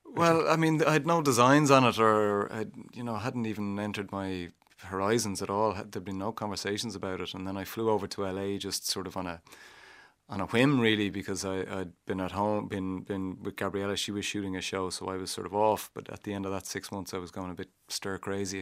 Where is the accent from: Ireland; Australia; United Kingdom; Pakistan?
Ireland; I was Irish